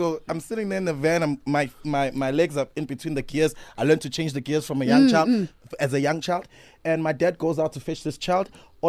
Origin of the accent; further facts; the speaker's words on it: Durban, KwaZulu-Natal, South Africa; Born and raised in Umlazi, Durban.